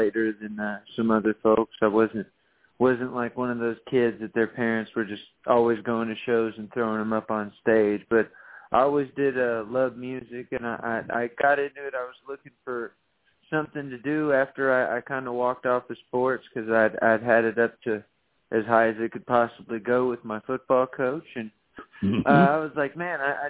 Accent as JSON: {"language": "English", "region": "Texas", "country": "United States", "also_born_or_lived": "Nashville, Tennessee", "moved": "as an adult", "said": "I lived in Nashville for 10 years. I'm from Texas. I came back to Texas."}